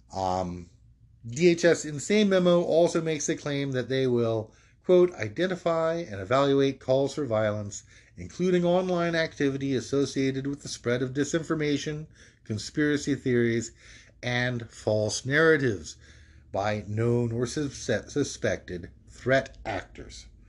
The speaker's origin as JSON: {"language": "English", "region": "North Carolina", "country": "United States", "tie": "born or raised there", "said": "my home state of North Carolina"}